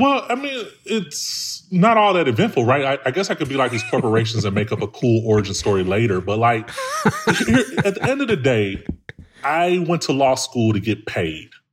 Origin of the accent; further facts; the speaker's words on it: Chicago, Illinois, United States; I'm from, I'm from Chicago, man, like, from the hood